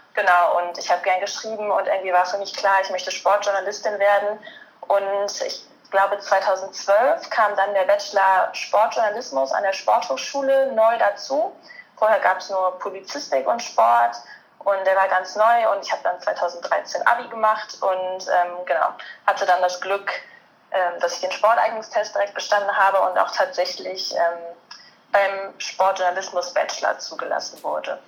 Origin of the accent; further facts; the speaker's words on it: near Cologne, North Rhine-Westphalia, Germany; ich komme gebürtig aus der Nähe von Köln, studiere jetzt gerade in Köln